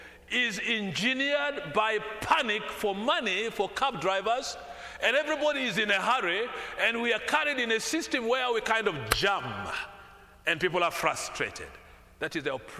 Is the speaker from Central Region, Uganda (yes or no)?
yes; Kampala, Central Region, Uganda; The Kampala city where I come from